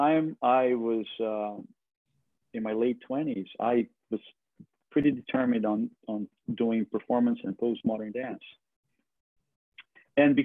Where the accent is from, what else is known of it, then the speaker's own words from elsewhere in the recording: Brazil; English is a second language; moved away as an adult; now in New York, United States; I was born and raised in Brazil, and I moved to New York when I was 24 in the late 90s.